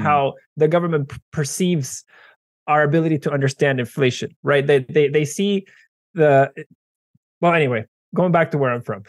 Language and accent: English; Venezuela; moved away; I am originally from Venezuela